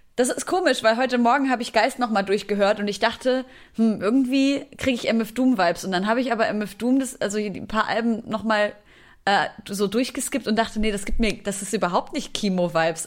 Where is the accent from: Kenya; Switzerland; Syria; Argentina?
Syria; now in Germany; Ich komme aus Syrien